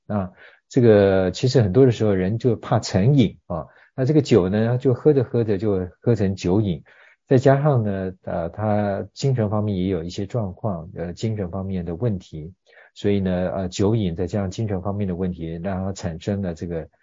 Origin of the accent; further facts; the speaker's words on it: Taiwan; 我们台湾人呢，都很有爱心